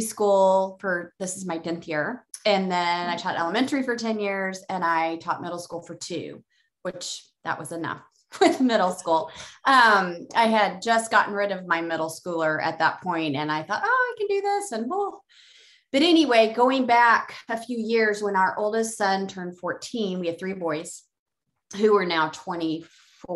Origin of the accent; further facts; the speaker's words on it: Columbia, Missouri, United States; my hometown, which is Columbia, Missouri